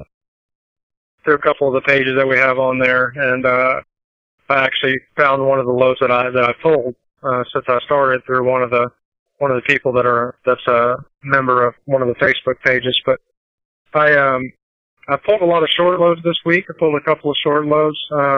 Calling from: Joplin, Missouri, United States; I'm calling from Joplin, Missouri.

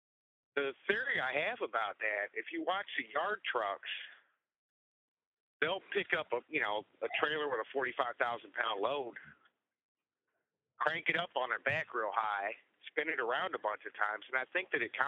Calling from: Jacksonville, Florida, United States; Jacksonville, Florida. And I'm calling from Jacksonville, Florida.

